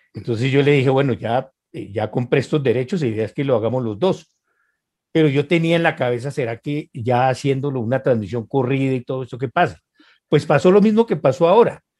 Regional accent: Colombia; como decimos aquí

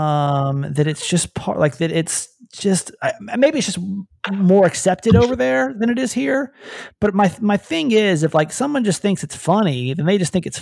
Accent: Georgia, United States; moved away as an adult; now in California, United States; I was born and raised in Georgia

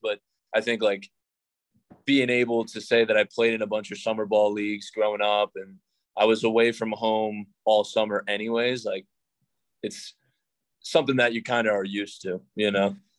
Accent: New York, United States; now in San Jose, United States; I'm from New York

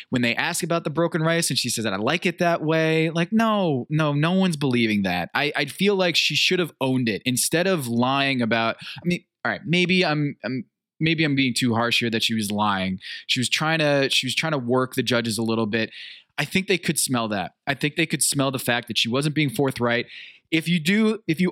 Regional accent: United States; also born or lived in Sao Paulo, Brazil; I came back to the States when I was like 4 and a half.

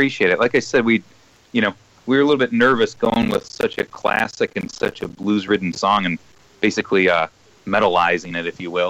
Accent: Chicago, Illinois, United States; Well, oddly enough, we're all from Chicago.

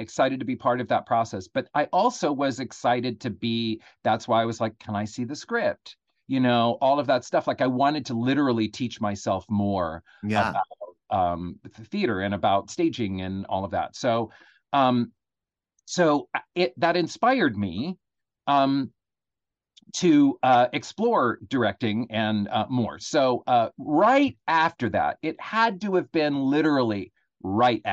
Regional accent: Oakland, California, United States; moved away as an adult; also born or lived in New York; I was from Oakland

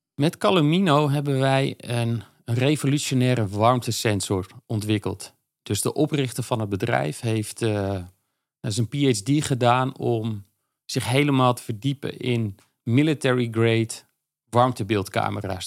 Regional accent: Veluwe, Gelderland, Netherlands; moved away as an adult; also born or lived in Zwolle; now in Amsterdam, Netherlands; Op de Veluwe. Uh, Nijkerk en Harderwijk.

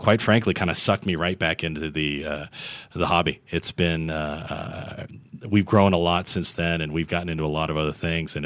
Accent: Dallas, Texas, United States; I'm from Dallas

